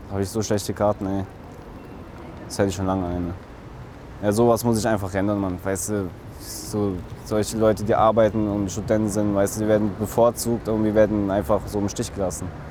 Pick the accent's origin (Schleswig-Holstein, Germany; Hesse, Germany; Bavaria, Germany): Hesse, Germany; Fulda; moved away as an adult; now in Oldenburg, Germany; Aus Fulda